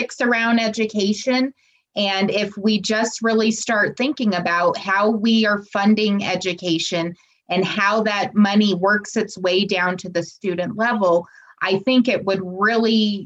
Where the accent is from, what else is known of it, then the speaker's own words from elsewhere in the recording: Colorado, United States; my home state of Colorado